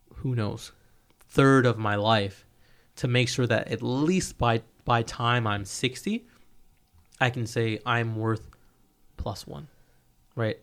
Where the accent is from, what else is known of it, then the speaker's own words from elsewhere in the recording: United States; as an American